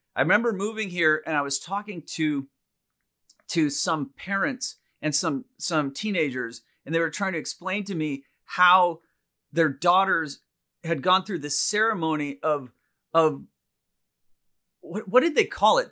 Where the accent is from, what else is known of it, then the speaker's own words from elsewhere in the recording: India; moved away; growing up in India